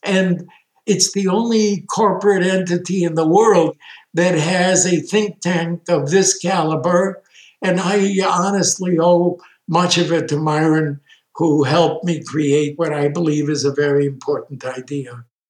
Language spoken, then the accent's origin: English; Chicago, Illinois, United States; also born or lived in Bialystok, Poland; We ended in Chicago. I grew up as an American kid